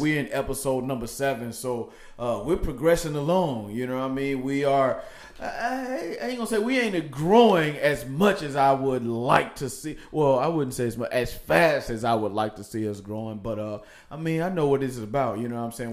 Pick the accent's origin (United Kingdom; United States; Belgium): United States; Nashville, Tennessee; born or raised there; moved away